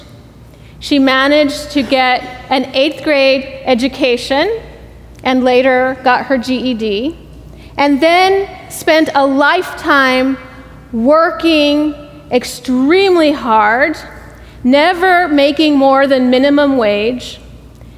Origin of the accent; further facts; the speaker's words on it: Laredo, Texas, United States; moved away; I am originally from Laredo, Texas, if any of you all are familiar with Laredo. I grew up on the border